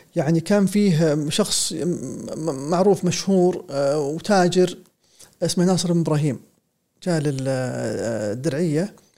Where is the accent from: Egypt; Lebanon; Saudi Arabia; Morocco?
Saudi Arabia